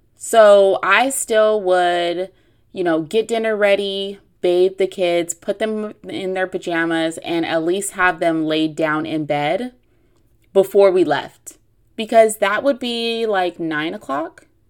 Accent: Long Beach, California, United States; I am from Long Beach, which is, which is in the L A area

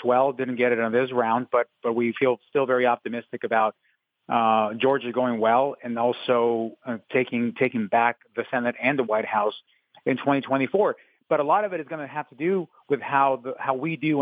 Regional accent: Mexico; English is a second language; now in Arizona, United States; I was born in Mexico

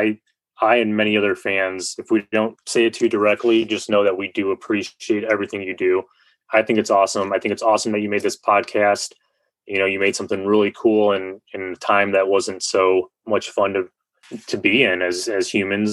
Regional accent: Northwest Indiana, United States; I grew up in Northwest Indiana, played high school baseball

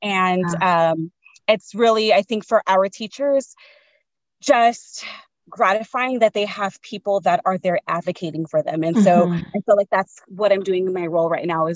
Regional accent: San Diego, California, United States; I grew up in San Diego, like Southeast San Diego.

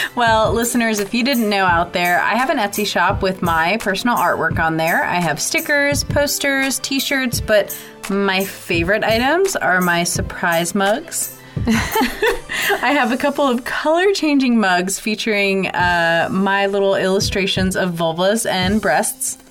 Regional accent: West Virginia, United States; we're from West Virginia.

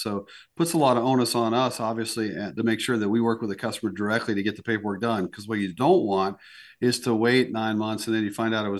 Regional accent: East Coast, United States; now in South Dakota, United States; I mean, I grew up on the East Coast, and you should have seen the look on my parents' face when I told them I was moving to South Dakota.

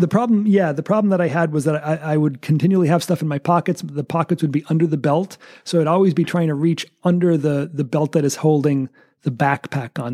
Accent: United States; as an American

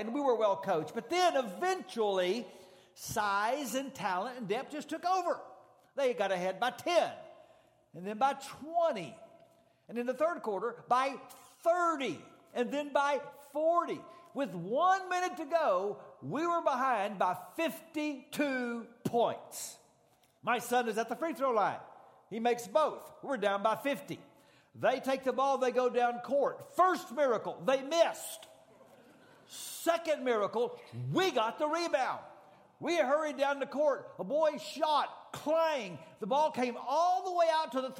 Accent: Dallas, Texas, United States; also born or lived in Abilene, Texas; I grew up in South Dallas, and so I'm kind of a Metroplex kid

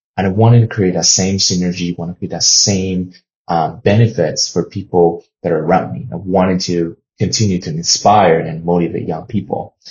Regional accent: China; now in United States; I was born and raised in China

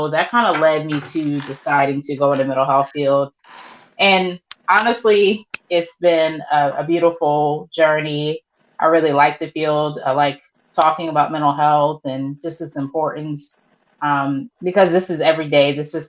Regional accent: Baltimore, Maryland, United States; now in Charleston, United States; I'm originally from Baltimore, Maryland, but I've resided in the Charleston area for a majority of my life.

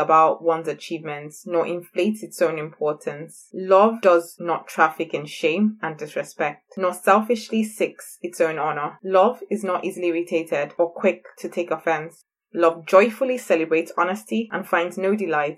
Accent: Nigeria; also born or lived in England; now in Scotland, United Kingdom; work for 2 years in Scotland and then move back to my beautiful West African country, Nigeria

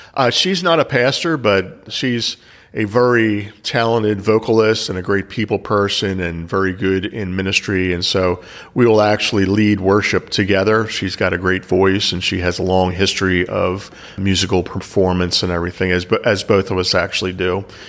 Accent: Pennsylvania, United States; also born or lived in Philadelphia, Pennsylvania; I was basically raised an hour outside of Philadelphia

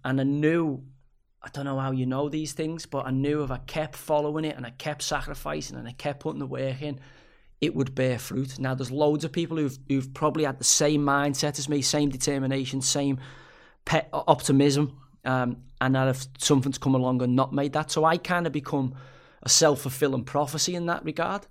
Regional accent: Liverpool, North West England, United Kingdom; I'm a Scouser

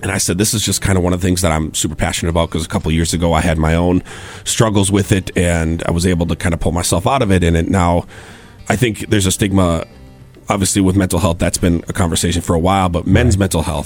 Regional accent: Stewartville, Minnesota, United States; I'm from Stuartville, Minnesota

